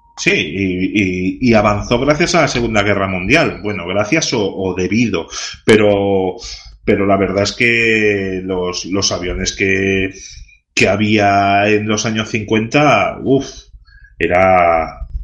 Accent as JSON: {"language": "Spanish", "region": "Catalonia", "country": "Spain", "first_language": "Catalan", "second_language": "Spanish", "said": "catalán, todo el que intenta hablar mi lengua, lo haga bien o mal, para mí es un orgullo"}